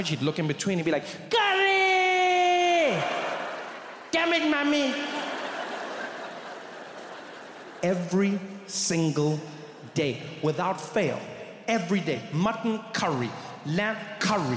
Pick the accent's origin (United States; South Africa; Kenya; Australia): South Africa; moved away; I grew up in South Africa